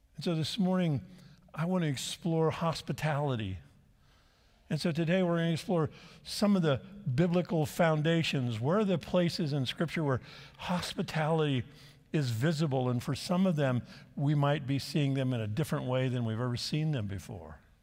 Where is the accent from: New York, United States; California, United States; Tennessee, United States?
California, United States; La Habra; I grew up in the Church of the Nazarene in La Habra, California, not far from here